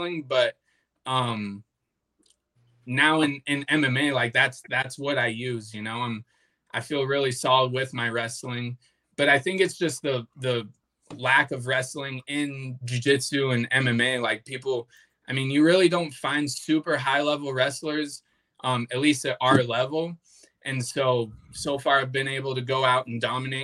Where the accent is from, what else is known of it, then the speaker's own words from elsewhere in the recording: Flagstaff, Arizona, United States; he had an affiliate gym up in Flagstaff, which is where I was born and raised